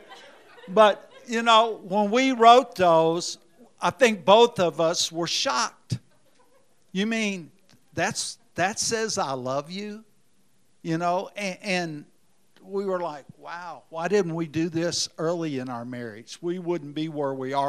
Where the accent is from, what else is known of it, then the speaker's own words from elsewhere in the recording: Indiana, United States; now in Memphis, United States; I'm from Indiana